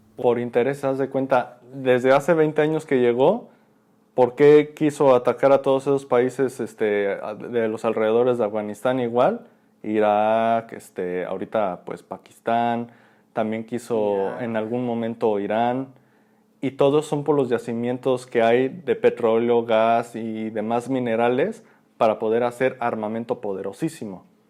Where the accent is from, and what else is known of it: Mexico